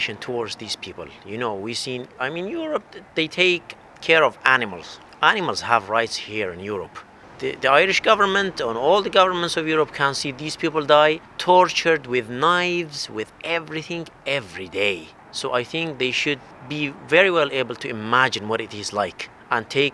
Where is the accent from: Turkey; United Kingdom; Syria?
Syria; English is a second language; moved away as an adult; also born or lived in Saudi Arabia; now in Ireland; I am Kurdish from Syria